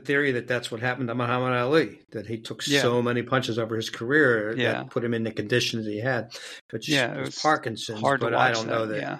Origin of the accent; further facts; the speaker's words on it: Pittsburgh, Pennsylvania, United States; hailing from Pittsburgh